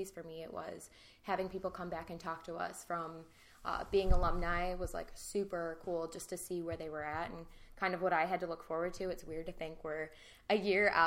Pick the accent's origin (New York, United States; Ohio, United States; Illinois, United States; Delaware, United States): Illinois, United States; Chicago; also born or lived in Grand Rapids, Michigan; I'm from the Chicago suburbs originally, and now I work in the West Chicago suburbs